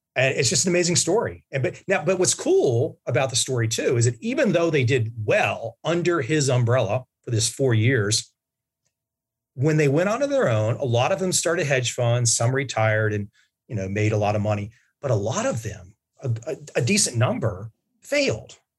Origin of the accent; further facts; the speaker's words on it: United States; moved away; my home country